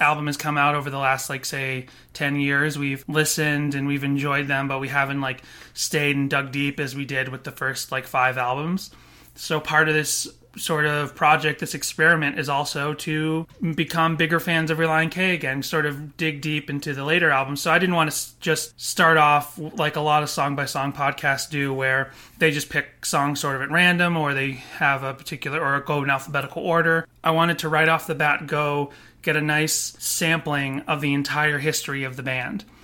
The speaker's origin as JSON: {"language": "English", "town": "Boston", "region": "Massachusetts", "country": "United States", "tie": "born or raised there", "also_born_or_lived": "Florida", "moved": "as an adult", "said": "when I grew up in Boston"}